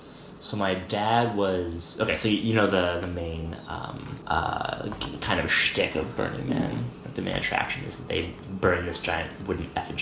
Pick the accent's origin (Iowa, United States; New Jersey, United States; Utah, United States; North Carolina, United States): Utah, United States; So I grew up in Utah